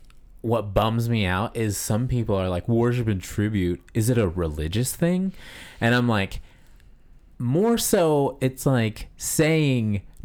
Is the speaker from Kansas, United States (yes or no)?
yes; Kansas, United States; moved away; also born or lived in Texas; Cause we come from Kansas.